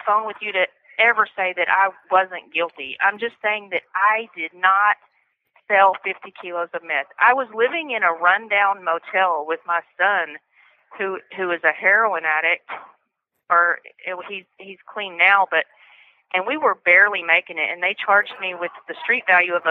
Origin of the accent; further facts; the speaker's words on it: Fort Worth, Texas, United States; I'm from Fort Worth, Texas